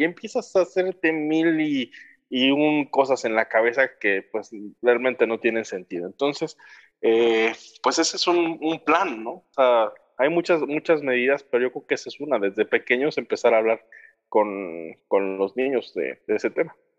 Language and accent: Spanish; Mexico; así somos nosotros los mexicanos